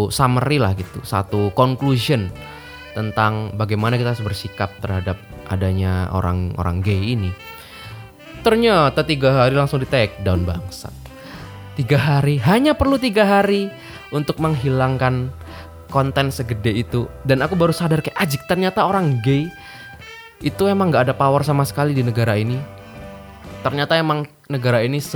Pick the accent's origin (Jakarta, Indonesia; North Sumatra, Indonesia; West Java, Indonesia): North Sumatra, Indonesia; born there; si … ini itu tuh orang Batak Karo yang mana tempat kelahiranku di situ gitu di Batak Karo di Kabupaten Karo lebih khususnya